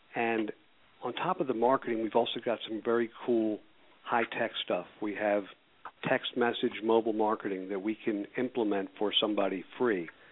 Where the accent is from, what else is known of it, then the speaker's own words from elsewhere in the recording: Philadelphia, Pennsylvania, United States; I was born and raised in Philadelphia.